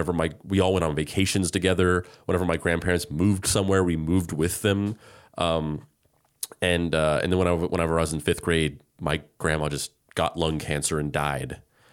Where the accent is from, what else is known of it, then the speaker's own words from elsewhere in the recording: New Mexico, United States; because I grew up in New Mexico.